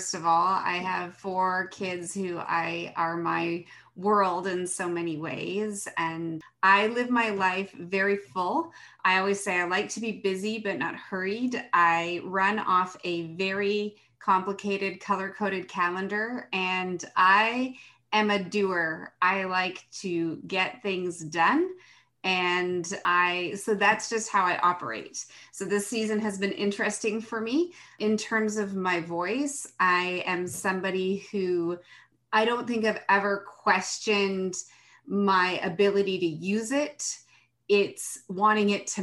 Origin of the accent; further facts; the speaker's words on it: Ontario, Canada; I'm from Ontario, just about 45 minutes north of Toronto